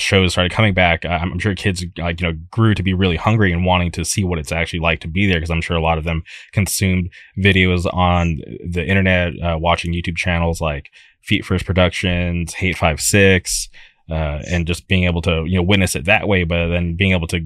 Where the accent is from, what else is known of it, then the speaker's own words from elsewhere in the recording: Palm Springs, California, United States; Growing up, I lived in the Palm Springs area, and we barely had a scene